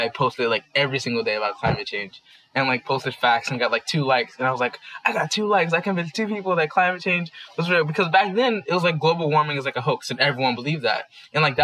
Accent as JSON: {"language": "English", "town": "Washington", "region": "District of Columbia", "country": "United States", "tie": "born or raised there", "moved": "as an adult", "lives_now": "New York City, United States", "said": "I was born and raised in Washington, D.C."}